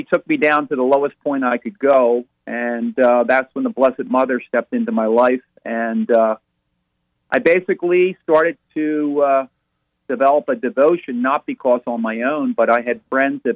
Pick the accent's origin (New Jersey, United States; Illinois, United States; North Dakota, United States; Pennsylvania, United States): Pennsylvania, United States; Philadelphia; now in Germantown, United States; I'm from Philadelphia